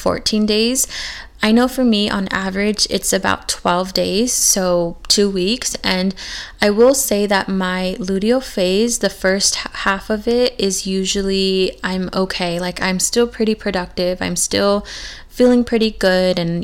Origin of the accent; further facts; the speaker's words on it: California, United States; moved away; the exact same town that I grew up in back in California